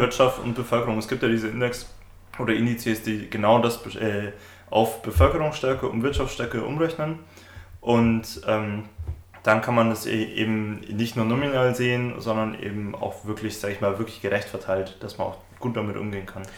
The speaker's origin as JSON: {"language": "German", "region": "Bavaria", "country": "Germany", "tie": "born or raised there", "said": "eine lustige Anekdote aus meiner Heimat"}